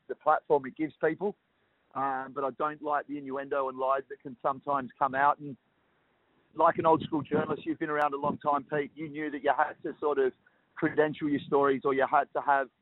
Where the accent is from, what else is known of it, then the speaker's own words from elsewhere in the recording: Perth, Western Australia, Australia; growing up in Perth